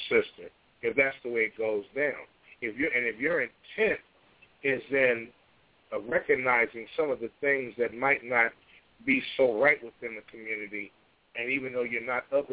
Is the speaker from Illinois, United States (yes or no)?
yes; Chicago, Illinois, United States; born or raised there